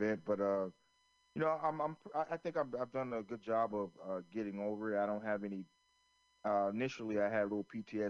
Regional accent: Florence, South Carolina, United States; where I grew up in Florence, South Carolina

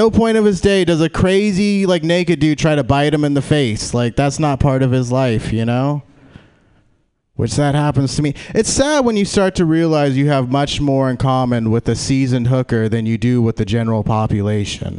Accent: Lathrop, California, United States; I grew up out in Lathrop, close

